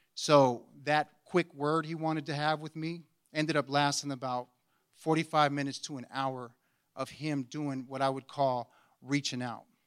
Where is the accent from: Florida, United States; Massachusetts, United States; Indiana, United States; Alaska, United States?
Alaska, United States; Anchorage; I was born and raised here in Anchorage, Alaska